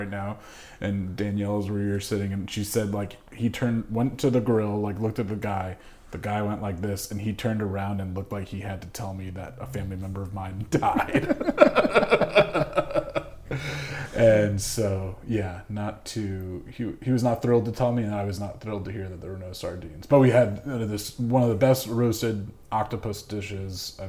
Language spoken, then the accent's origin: English; United States; maybe as an American